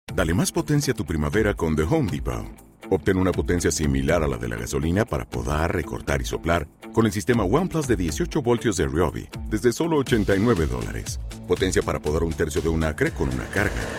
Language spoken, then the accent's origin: Spanish; San Luis Potosí, Mexico; now in Houston, United States; Me discrimina el marciano por ser de San Luis.